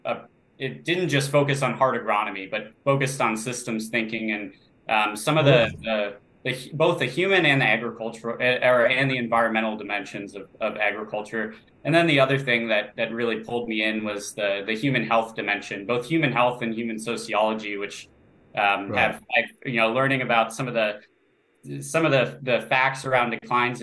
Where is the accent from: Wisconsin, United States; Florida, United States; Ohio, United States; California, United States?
Florida, United States; Growing up in Florida